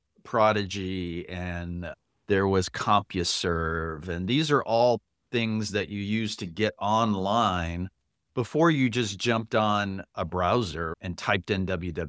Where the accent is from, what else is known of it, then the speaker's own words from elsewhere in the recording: Miami, Florida, United States; also born or lived in Panama / Puerto Rico; I was born in Panama, lived in Puerto Rico, grew up in Miami.